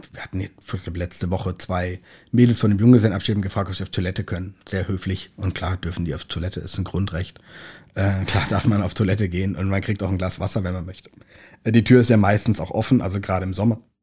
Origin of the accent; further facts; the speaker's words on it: Kaiserstuhl, north of Freiburg, Baden-Württemberg, Germany; moved away as an adult; now in Hamburg, Germany; Ich komm, äh, vom Kaiserstuhl an der Grenze zum Elsass, nördlich von Freiburg